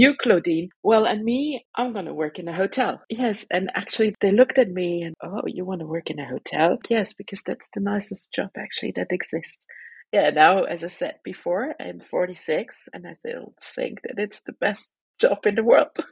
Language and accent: English; Luxembourg; moved away as an adult; also born or lived in Belgium; I'm a Luxembourg citizen born in Luxembourg, having been abroad for 20 years almost. I finished my studies here in Luxembourg